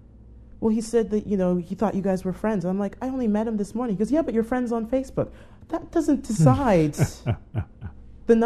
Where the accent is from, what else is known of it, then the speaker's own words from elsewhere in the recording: Canada; Being a Canadian